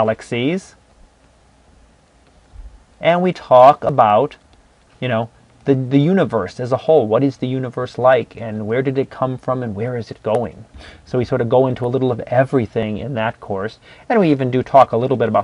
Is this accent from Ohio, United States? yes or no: yes; Cleveland, Ohio, United States; moved away as an adult; also born or lived in Ann Arbor, Michigan; I was born and raised in Ohio in the Cleveland area. And I lived there through my college years